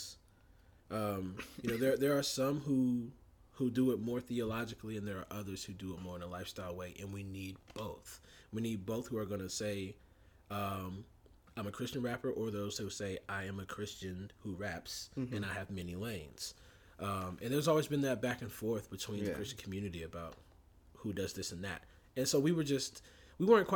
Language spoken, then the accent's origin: English; Warner Robins, Georgia, United States; We grew up in Warner Robins, Georgia together